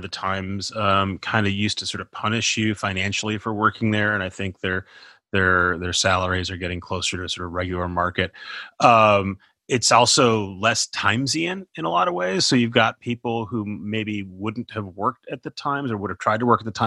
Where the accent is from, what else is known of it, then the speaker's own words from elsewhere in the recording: Minnesota, United States; I'm from Minnesota.